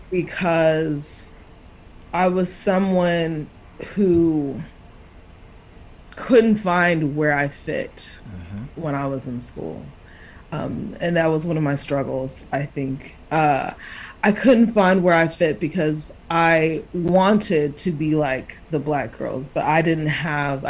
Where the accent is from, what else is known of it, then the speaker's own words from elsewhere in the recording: Dallas, Texas, United States; also born or lived in Kansas / Houston; I was born in Kansas, but raised in Texas for the most part